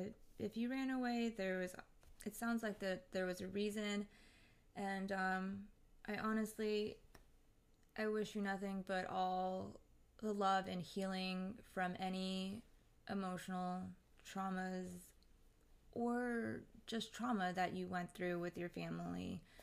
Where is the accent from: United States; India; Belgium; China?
India; I'm from India. I am new here.